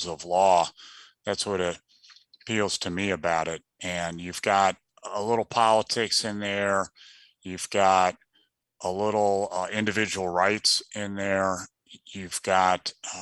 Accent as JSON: {"language": "English", "region": "Midwest", "country": "United States", "said": "I'm from the Midwest"}